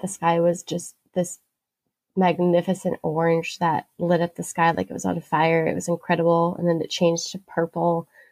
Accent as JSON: {"language": "English", "region": "Pacific Northwest", "country": "United States", "said": "I'm from the Pacific Northwest"}